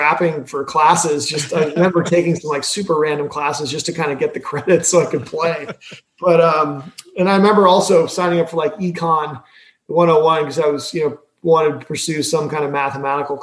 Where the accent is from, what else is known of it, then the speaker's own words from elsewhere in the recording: Bay Area, California, United States; I'm from the Bay Area